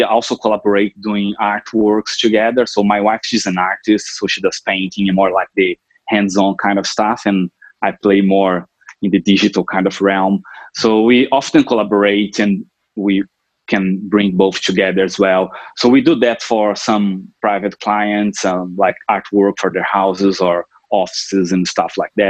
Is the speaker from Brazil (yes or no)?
yes; Brazil; moved away as an adult; also born or lived in Europe / Sunshine Coast, Australia; now in Noosa, Australia; I'm originally from Brazil, where I grew up and spent most of my time there